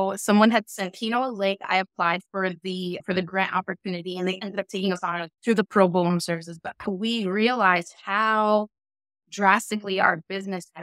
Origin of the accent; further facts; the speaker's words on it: Westchester and Hudson Valley, New York, United States; moved away as an adult; also born or lived in Los Angeles / Middle East; now in Miami, United States; my experience growing up in Westchester and Hudson Valley, moving to LA, along with being an expat in the Middle East